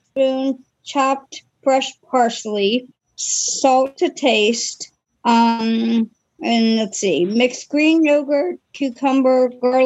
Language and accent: English; Maryland, United States; I'm from Maryland